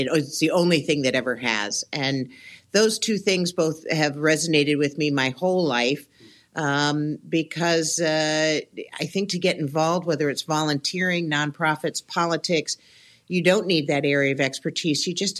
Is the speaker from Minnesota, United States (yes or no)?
no; Ann Arbor, Michigan, United States; also born or lived in White Plains, New York / Washington, D.C.; now in Hampton Roads, United States; I'm not a military brat, but I was born in New York, and then I was raised in Michigan, but I considered my home Washington, D.C. until I moved here to the Hampton Roads area.